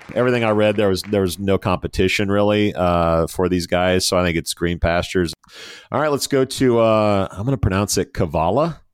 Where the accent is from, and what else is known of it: United States